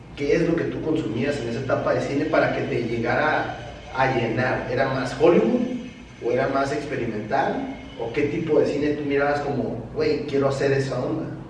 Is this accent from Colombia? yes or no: no; Tijuana, Baja California, Mexico; nosotros en Tijuana, pues sí somos mexicanos